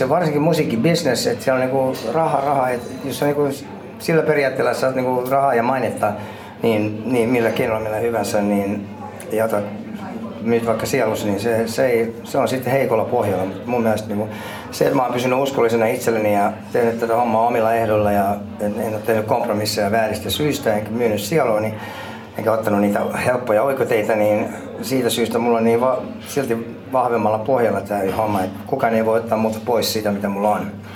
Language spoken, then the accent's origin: Finnish; Finland; moved away as an adult; mä oon, olen kasvanut Suomessa